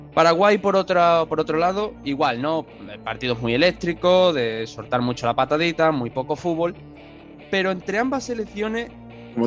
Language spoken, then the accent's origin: Spanish; Spain; yo soy español